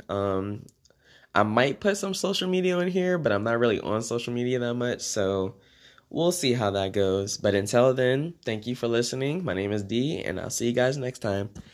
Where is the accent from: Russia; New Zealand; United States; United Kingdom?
United States; Maryland; moved away as an adult; also born or lived in Washington, D.C.; now in Oklahoma, United States; I was born in D C, and I was raised in Maryland